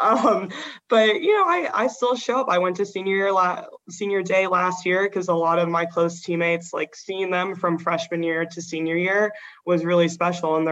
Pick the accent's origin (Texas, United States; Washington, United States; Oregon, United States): Oregon, United States; moved away as an adult; growing up in Oregon, I was like, I want to leave Oregon.